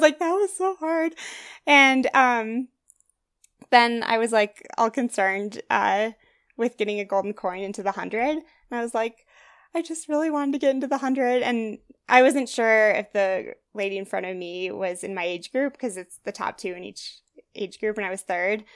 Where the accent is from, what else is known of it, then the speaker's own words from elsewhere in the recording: Wisconsin, United States; moved away as an adult; now in Leadville, United States; I grew up in Wisconsin